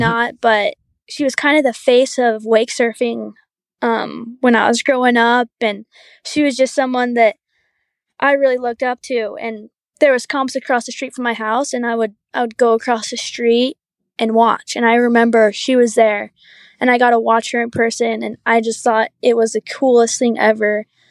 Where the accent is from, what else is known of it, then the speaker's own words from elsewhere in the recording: Huntsville, Utah, United States; I grew up, like, I wanna say an hour north Salt Lake, up in this little valley called Huntsville.